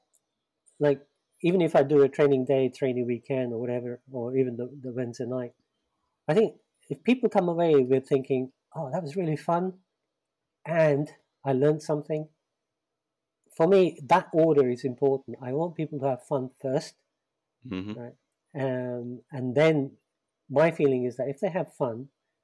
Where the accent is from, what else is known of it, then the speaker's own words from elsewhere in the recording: London, United Kingdom; I grew up in the East End of London